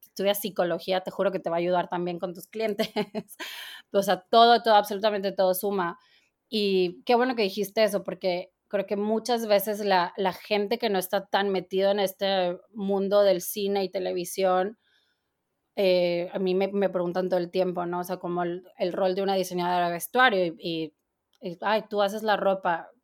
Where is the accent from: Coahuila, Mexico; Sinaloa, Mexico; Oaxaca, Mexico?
Coahuila, Mexico; Torreón; moved away as an adult; now in New York, United States; yo soy, de Torreón, Coahuila y ya tengo 16 años viviendo en, Nueva York.